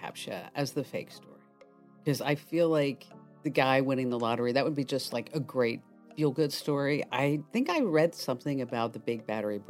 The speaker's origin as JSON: {"language": "English", "region": "New Jersey", "country": "United States", "said": "Oh, so, okay. All right. I'm from New Jersey."}